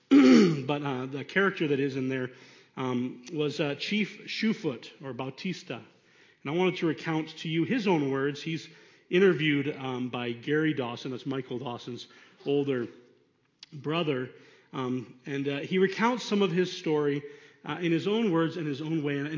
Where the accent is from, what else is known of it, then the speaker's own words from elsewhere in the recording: Venezuela; the things that I went through growing up in Venezuela.